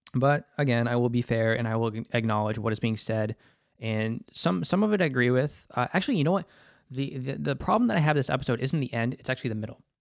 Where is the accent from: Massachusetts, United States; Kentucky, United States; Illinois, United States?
Massachusetts, United States; Boston; as a Bostonian